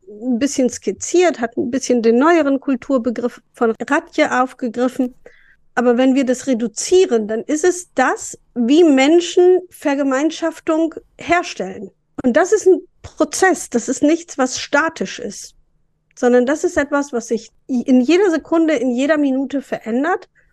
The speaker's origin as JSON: {"language": "German", "area": "East Frisia", "region": "Lower Saxony", "country": "Germany"}